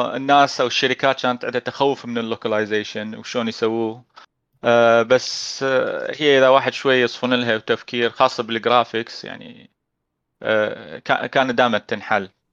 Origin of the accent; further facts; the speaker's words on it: Iraq; بالعراق احنا